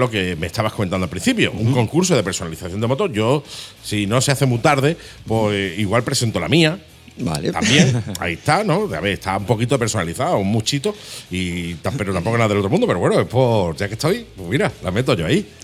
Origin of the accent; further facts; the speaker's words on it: Málaga, Andalusia, Spain; somos malagueños